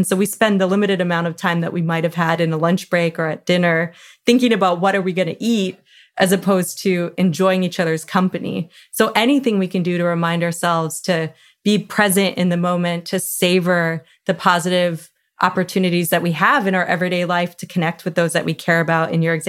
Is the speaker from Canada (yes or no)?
yes; Canada; I'm Canadian